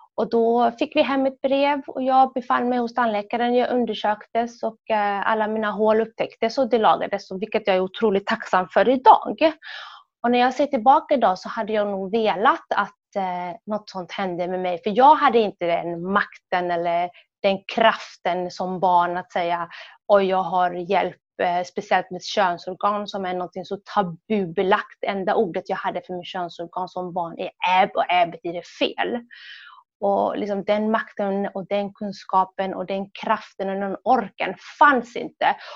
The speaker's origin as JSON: {"language": "Swedish", "country": "Sweden", "tie": "born or raised there", "also_born_or_lived": "Somalia", "said": "som barn i Sverige"}